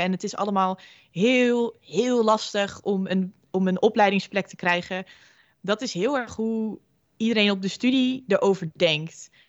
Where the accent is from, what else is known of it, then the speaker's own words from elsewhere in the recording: Groningen, Netherlands; moved away as an adult; now in Amsterdam, Netherlands; ik kom zelf uit Groningen, dus eh, flink ver verhuisd voor studie